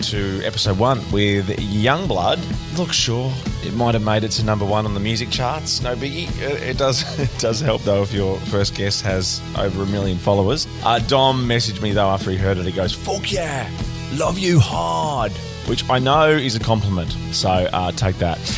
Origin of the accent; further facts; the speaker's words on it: Wollongong, New South Wales, Australia; I'm from Wollongong.